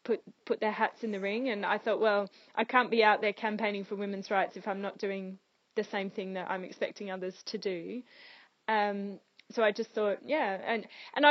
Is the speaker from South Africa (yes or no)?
no; Australia; moved away as an adult; now in Tower Hamlets, United Kingdom; I am from Australia, but I am a British citizen now.